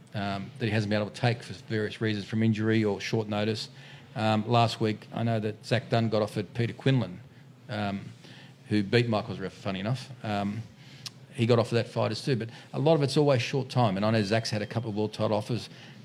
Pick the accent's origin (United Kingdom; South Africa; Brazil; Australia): Australia; And, you know, I'm an Aussie, I'll fight an Aussie.